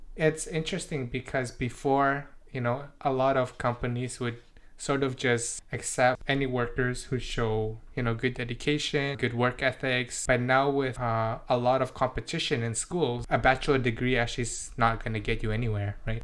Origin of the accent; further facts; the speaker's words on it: British Columbia, Canada; first language Indonesian; English is a second language; also born or lived in Indonesia / Surrey; I grew up, you know, in, in the Western culture